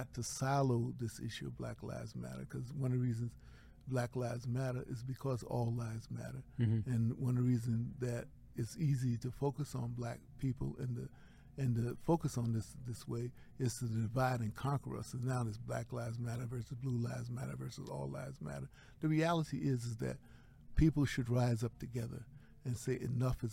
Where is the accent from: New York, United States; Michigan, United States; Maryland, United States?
Maryland, United States; Baltimore; now in New Haven, United States; I live in New Haven, Connecticut. I was born in Baltimore, Maryland